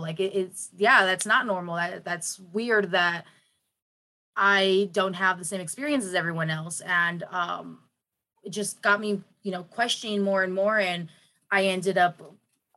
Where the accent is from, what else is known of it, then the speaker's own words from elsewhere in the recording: San Diego, California, United States; I grew up in Logan Heights.